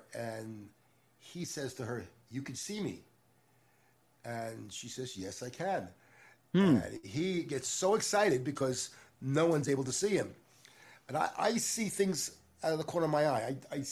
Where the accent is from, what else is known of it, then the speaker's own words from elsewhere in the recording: Long Island, New York, United States; I grew up in Long Island